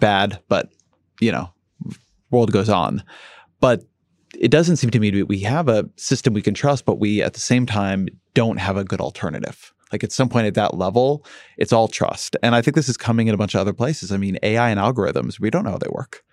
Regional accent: Irvine, California, United States; moved away; when I grew up in Irvine, California, we got the L A Times

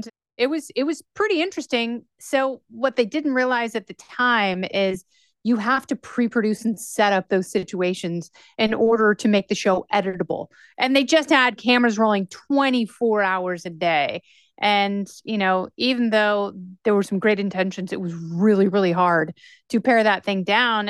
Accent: Portland, Oregon, United States; I grew up in Portland, Oregon

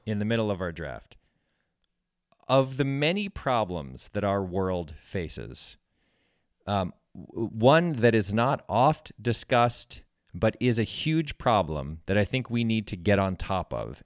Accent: West Hartford, Connecticut, United States; When I was a kid, there was a C V S in my hometown that was, uh, about five blocks away. for, in West Hartford, Connecticut

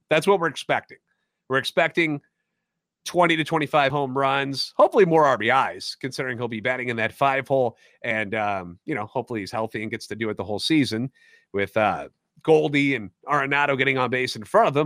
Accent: St. Louis, Missouri, United States; Born and raised in the Lou, with a lifetime Cardinals fan

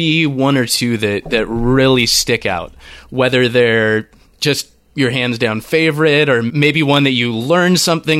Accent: California, United States; being a Californian

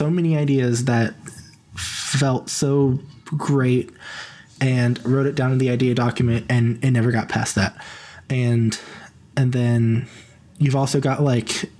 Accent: Missouri, United States; moved away; I'm not from the South. I am from the Midwest. I'm from Missouri.

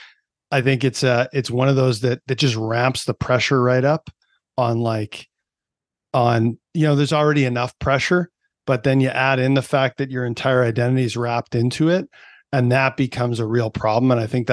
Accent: Canada; So I fell in love with it young, as any Canadian kid kind of got into the whole thing, you know, playing on the outdoor rinks and all that.

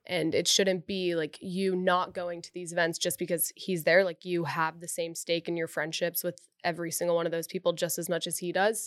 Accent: Dallas, Texas, United States; now in Austin, United States; I'm also from Dallas

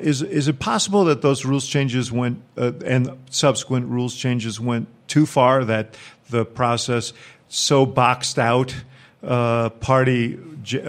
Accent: Chicago, Illinois, United States; being a Chicagoan

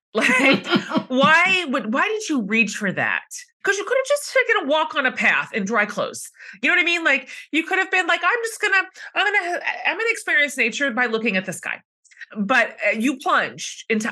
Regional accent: Texas, United States; I'm Texan

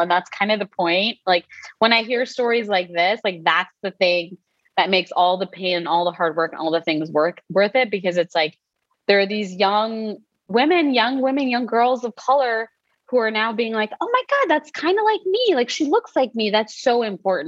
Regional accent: New Jersey, United States; growing up in Jersey as a brown kid

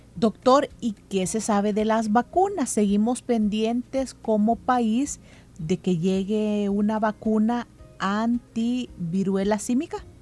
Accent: El Salvador

